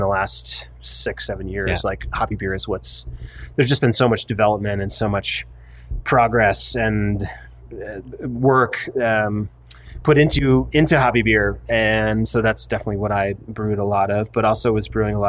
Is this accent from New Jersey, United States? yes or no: no; Vermont, United States; now in Park City, United States; I grew up in Vermont